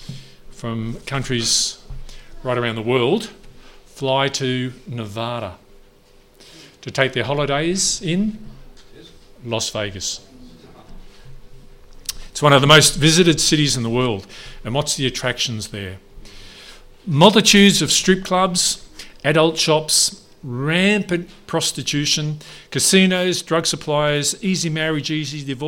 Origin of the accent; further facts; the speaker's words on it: Neerim North, Victoria, Australia; I'm from Nearham North. It's just up the road. I did year 12 at Warrigal. Another high school at years 7 to 9 at Nearham South, 11 at Nearham South